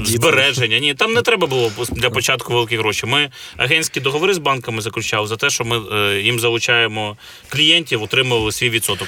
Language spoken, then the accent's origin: Ukrainian; Kyiv, Ukraine; Я киянин, народився у Києві, е, виріс на вулиці.